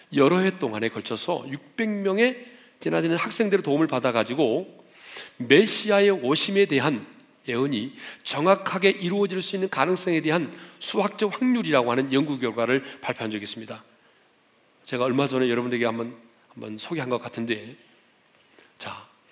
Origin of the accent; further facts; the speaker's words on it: South Korea; 우리는 이제 한국 사람이니까